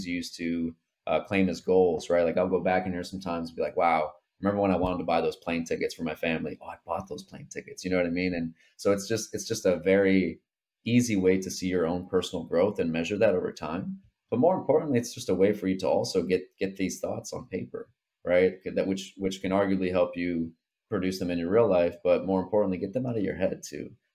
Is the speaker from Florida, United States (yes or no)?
yes; Port St. Lucie, Florida, United States; as a 20-year-old kid growing up in Port St. Lucie, Florida